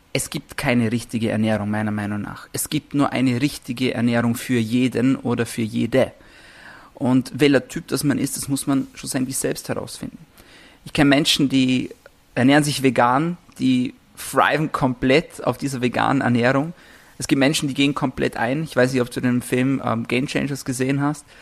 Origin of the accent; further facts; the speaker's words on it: Vorarlberg, Austria; ich komme aus Vorarlberg, ist noch ein bisschen eine, eine, ländliche Gegend